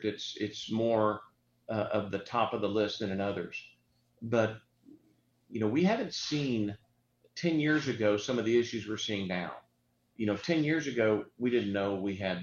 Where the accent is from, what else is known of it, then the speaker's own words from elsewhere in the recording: Houston, Texas, United States; I grew up here in West Houston.